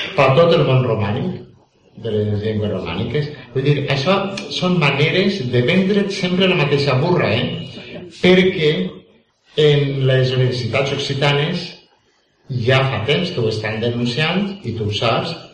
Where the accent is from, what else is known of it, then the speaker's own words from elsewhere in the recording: Valencian Community, Spain; accent: Valencian; first language Valencian; la meva llengua valenciana